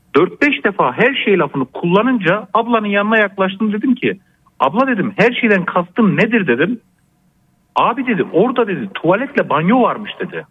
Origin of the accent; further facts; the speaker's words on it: Gaziantep, Turkey; also born or lived in Kahramanmaraş; now in Ankara, Turkey; Memleketim Gaziantep.